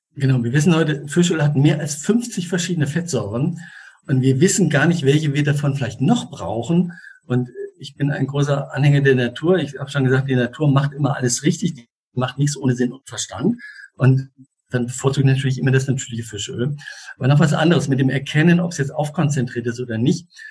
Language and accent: German; Switzerland; ich komme ja aus der Schweiz und der kleine Ort Einsiedeln ist 25 Kilometer Luftlinie von mir entfernt